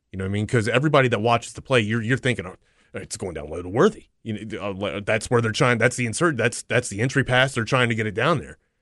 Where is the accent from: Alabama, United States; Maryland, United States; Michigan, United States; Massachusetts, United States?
Maryland, United States; I'm also from Maryland.